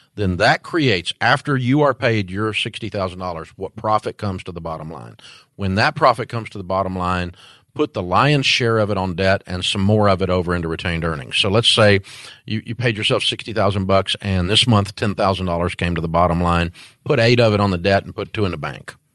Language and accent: English; Antioch, Tennessee, United States; I'm from Antioch, Tennessee